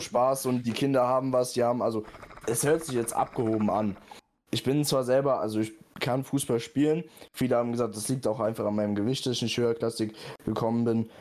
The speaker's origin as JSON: {"language": "German", "area": "near Frankfurt", "region": "Hesse", "country": "Germany", "said": "Ich komme ja auch hier aus der Nähe"}